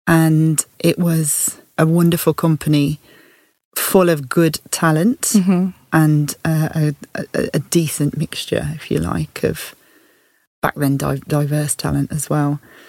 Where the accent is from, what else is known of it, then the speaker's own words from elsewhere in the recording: Tamworth, West Midlands, United Kingdom; accent: Birmingham; moved away as an adult; now in London, United Kingdom; my hometown, a town called Tamworth, just outside of Birmingham.